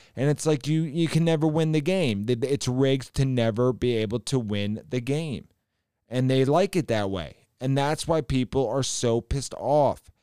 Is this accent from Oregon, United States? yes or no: no; Ohio, United States; I'm from Ohio, home of the rhinos Portman and Shabbat DeWine